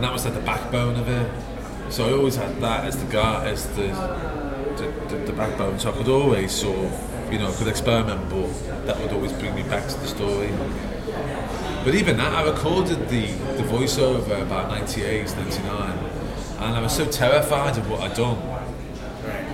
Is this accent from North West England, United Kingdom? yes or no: yes; Liverpool, North West England, United Kingdom; where I grew up in Liverpool